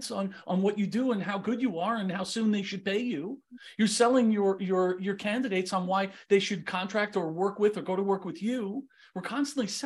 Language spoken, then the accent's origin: English; New York, United States; moved away as an adult; also born or lived in Southern California / Southwest Idaho; now in Idaho, United States; I was born and raised in New York